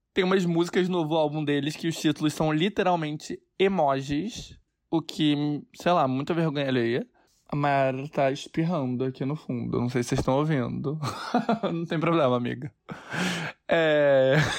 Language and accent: Portuguese; Brazil; now in New York, United States; eu sou brasileiro